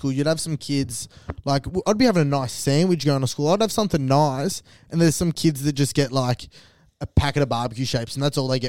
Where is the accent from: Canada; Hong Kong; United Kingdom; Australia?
Australia; Diamond Creek, Victoria; me growing up in Diamond Creek, I'm not WOG at all.